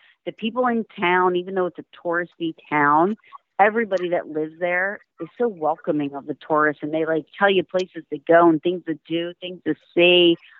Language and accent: English; New Jersey, United States; I am unfortunately from New Jersey. I'm sorry. I don't mean to offend anybody, but it's no secret that I do not like living in New Jersey.